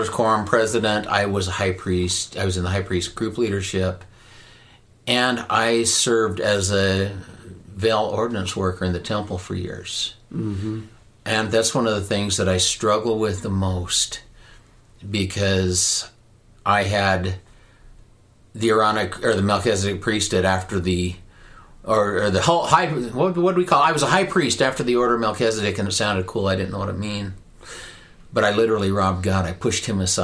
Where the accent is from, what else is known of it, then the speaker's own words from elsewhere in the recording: Ogden, Utah, United States; now in Southern Idaho, United States; I grew up here in Ogden